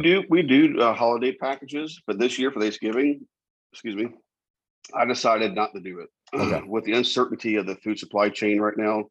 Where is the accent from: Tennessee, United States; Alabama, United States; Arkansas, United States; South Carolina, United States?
South Carolina, United States; Charleston; I was born and raised in Charleston.